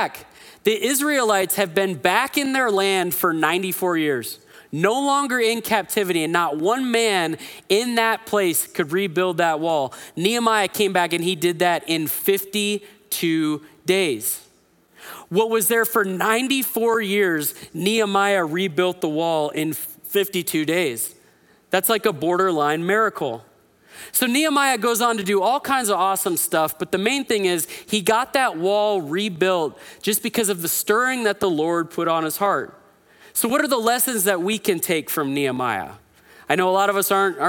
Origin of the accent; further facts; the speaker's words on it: Phoenix, Arizona, United States; I grew up in Central Phoenix